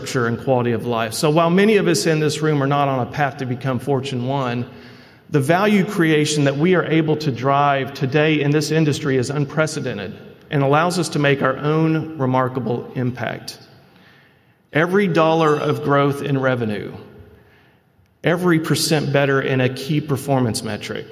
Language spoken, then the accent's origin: English; Fayetteville, Arkansas, United States; my hometown, which serves as the Zweig Group headquarters now